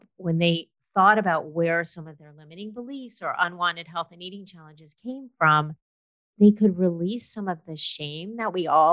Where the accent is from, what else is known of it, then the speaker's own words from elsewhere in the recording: Los Angeles, California, United States; I grew up in Los Angeles